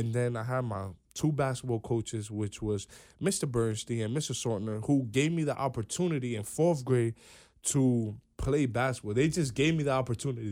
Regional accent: New York City, New York, United States; I'm from New York, one hundred eighty-third Street. We're in the Bronx

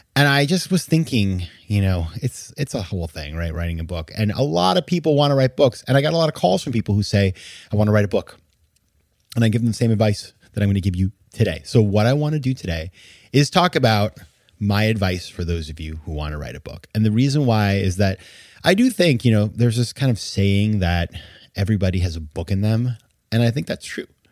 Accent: Maine, United States; I had been writing a column for my hometown newspaper in Maine

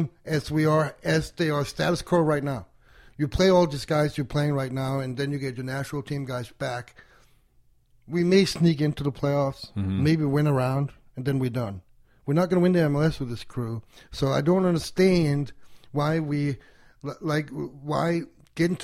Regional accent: Denmark; now in United States; I grew up overseas

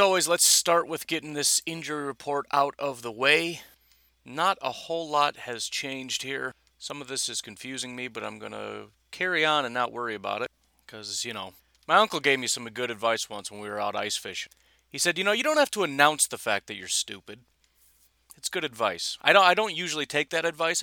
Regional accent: Illinois, United States; I'm from Illinois

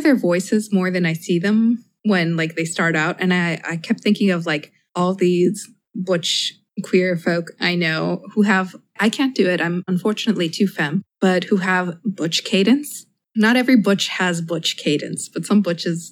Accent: Mexico; moved away as an adult; now in United States; growing up in Mexico

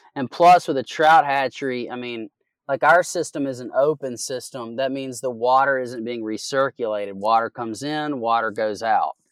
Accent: Southwest Virginia, United States; moved away as an adult; also born or lived in California / Oregon; I'm from Southwest Virginia

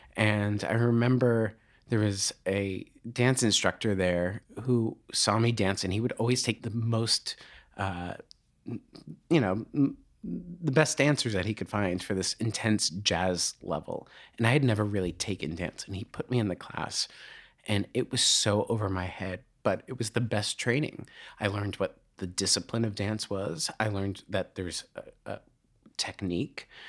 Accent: just outside of Boston, Massachusetts, United States; I grew up just outside of Boston

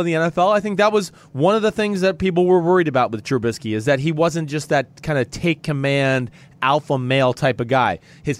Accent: Texas, United States; especially when I came from Texas where we had like 9 plays in our whole playbook

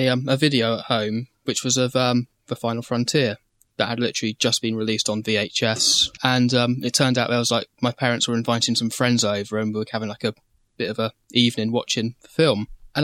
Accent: United Kingdom; I'm British

